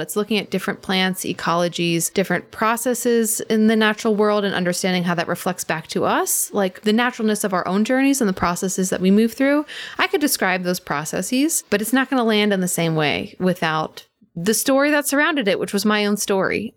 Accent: outside Philadelphia, Pennsylvania, United States; also born or lived in New York City; now in Western North Carolina, United States; I grew up in Pennsylvania, outside Philadelphia, so kind of on the edge of where the suburbs end and farm country began

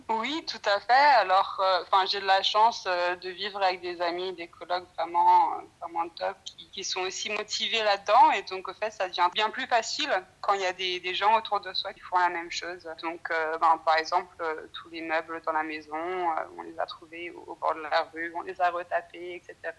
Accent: France; moved away as an adult; also born or lived in Scotland / New Zealand; now in Brisbane, Australia; j'ai grandi en France, mais mes parents ils sont originaires de la Nouvelle-Zélande

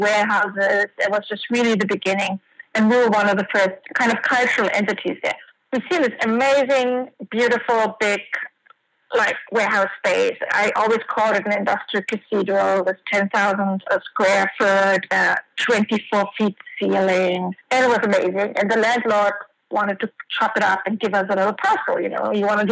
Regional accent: Germany; moved away as an adult; also born or lived in France; now in New York, United States; I'm originally from Germany, worked in Art World, Sotheby's, and you know, a couple of museums

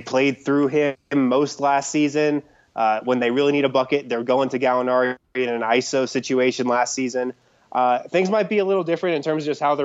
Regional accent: Boulder, Colorado, United States; also born or lived in New York; now in Denver, United States; I grew up in Boulder. I was born on the East Coast, but moved out to Boulder when I was like 6 years old. So I grew up there

